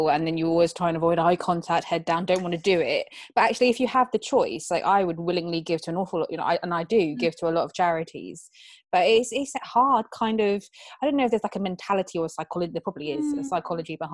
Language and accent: English; Barnstaple, South West England, United Kingdom; I'm from North Devon, so obviously Exeter's south. But I was born in Barnstable.